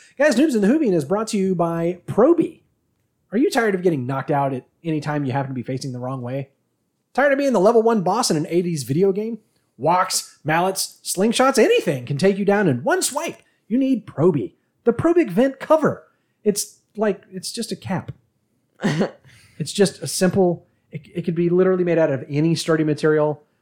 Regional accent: United States; we're American

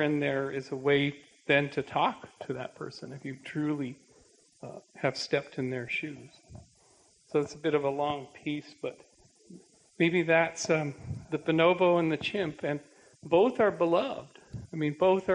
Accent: Canada; I'm a Canadian

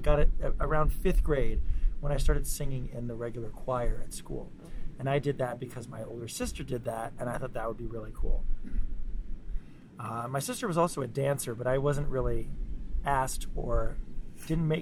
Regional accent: Tolland, Connecticut, United States; I grew up just outside of Hartford, Connecticut, in a small town called Tolland.

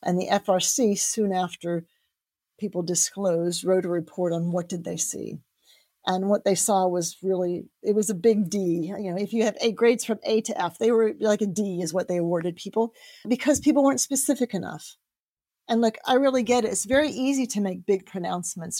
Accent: United States; now in United Kingdom; I grew up in the States

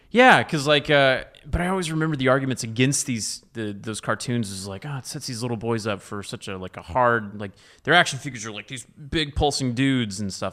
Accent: Dallas, Texas, United States; also born or lived in Austin; I was raised in Dallas

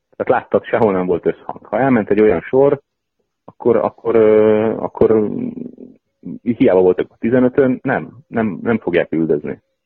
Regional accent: Hungary; moved away; nem otthon élettem nagyon sok éve

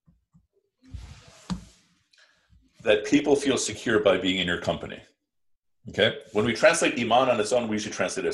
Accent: Midwest, United States; I grew up in the Midwest

